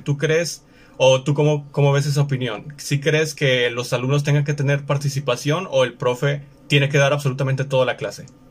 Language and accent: Spanish; Mexico; estamos en México, nosotros nos encontramos en México, ambos somos mexicanos